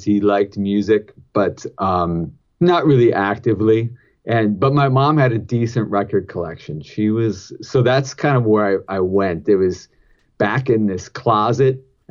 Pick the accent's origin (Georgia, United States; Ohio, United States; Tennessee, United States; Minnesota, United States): Minnesota, United States; Winona; I grew up in Winona, Minnesota